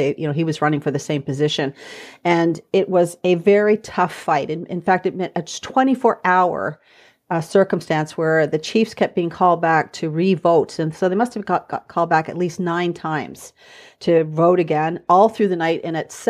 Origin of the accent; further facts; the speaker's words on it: Ontario, Canada; now in Orillia, Canada; I'm actually in Orillia at this moment. … I'm from the Chippewas of Georgina Island First Nation, which is in southern central Ontario, which is about 40 minutes away from where I am in Orillia right now.